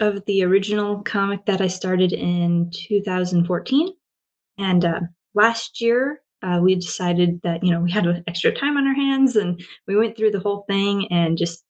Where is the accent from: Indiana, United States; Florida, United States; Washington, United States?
Washington, United States; also born or lived in Oregon; now in Japan; So I grew up in Washington State, kind of, and moved around a lot. And I currently live in Japan